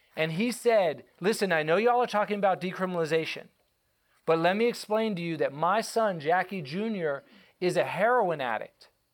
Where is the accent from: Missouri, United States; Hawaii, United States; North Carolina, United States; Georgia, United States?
Georgia, United States; Atlanta; moved away as an adult; also born or lived in Los Angeles; growing up in Atlanta, Georgia